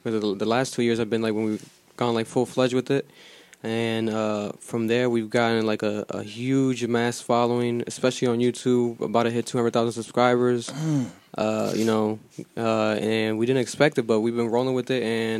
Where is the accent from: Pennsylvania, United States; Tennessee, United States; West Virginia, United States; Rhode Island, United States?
Rhode Island, United States; Providence; we're from Providence, Rhode Island.